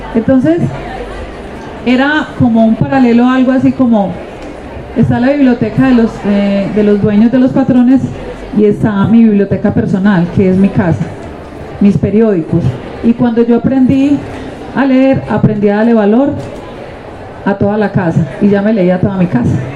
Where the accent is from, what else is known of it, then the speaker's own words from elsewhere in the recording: Medellín, Antioquia, Colombia; also born or lived in Nariño, Antioquia; yo fui una niña eh, de la comuna, yo soy de Nariño, Antioquia, pero vivía en la comuna 8